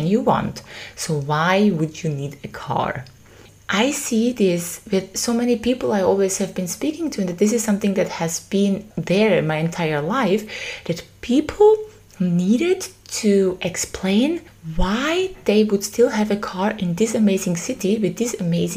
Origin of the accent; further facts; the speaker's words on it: Vienna, Austria; I am from Vienna